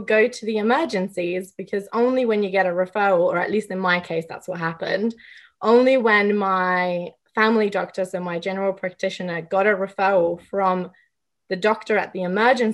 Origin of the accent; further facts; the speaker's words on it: England, United Kingdom; I grew up in England